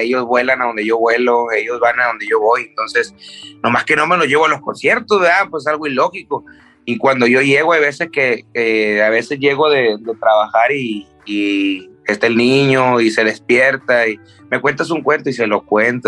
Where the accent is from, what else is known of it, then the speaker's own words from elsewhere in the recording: Tijuana, Baja California, Mexico; also born or lived in Culiacán, Sinaloa; desde los seis yo crecí en, Tijuana